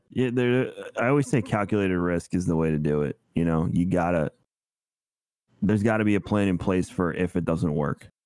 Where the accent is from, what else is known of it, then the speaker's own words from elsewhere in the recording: New York, United States; moved away as an adult; now in Florida, United States; we grew up together in New York.